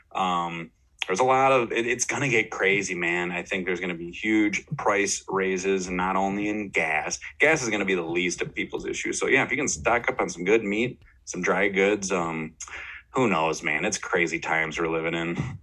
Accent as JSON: {"language": "English", "town": "Austin", "region": "Minnesota", "country": "United States", "tie": "born or raised there", "said": "my hometown, mm-hmm. Austin, Minnesota"}